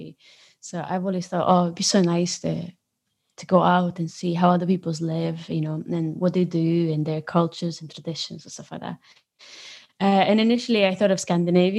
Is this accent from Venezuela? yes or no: no; Romania; moved away as an adult; now in Scotland, United Kingdom; I know I'm from Romania